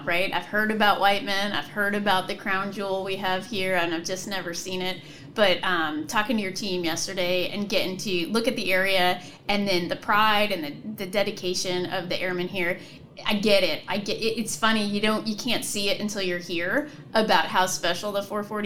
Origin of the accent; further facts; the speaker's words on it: the Poconos, Northeast Pennsylvania, United States; So I grew up in Pennsylvania, Northeast Pennsylvania, in the Poconos